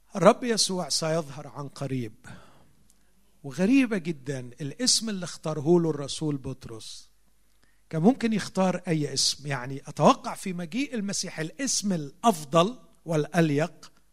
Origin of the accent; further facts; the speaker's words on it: Egypt; عندنا في مصر